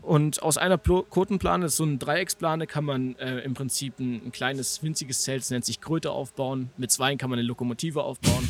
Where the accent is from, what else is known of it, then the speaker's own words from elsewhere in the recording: Naunhof, Saxony, Germany; now in Chemnitz, Germany; Ich komme aus Naunhof ursprünglich, das ist bei Leipzig